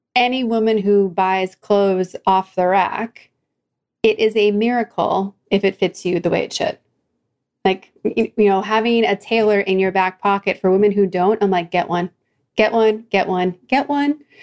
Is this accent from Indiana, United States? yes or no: no; outside of Philadelphia, Pennsylvania, United States; also born or lived in New Jersey; now in Orange County, United States; my family moved, but we were outside of Philadelphia